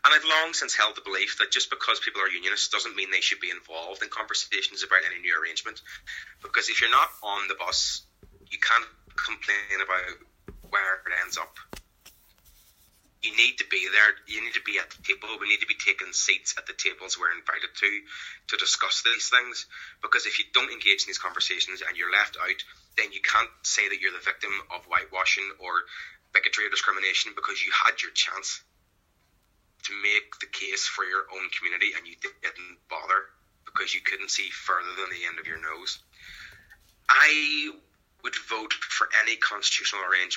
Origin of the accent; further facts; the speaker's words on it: Northern Ireland, United Kingdom; I consider myself to be an Irish person. I am also a British person. I have dual identity that way. Same as many people here.